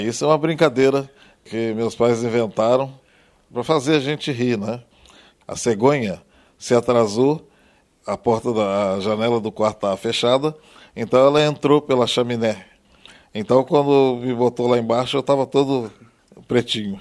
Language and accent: Portuguese; Três Pontas, Minas Gerais, Brazil; E eu lá fui criado em Três Pontas, em Minas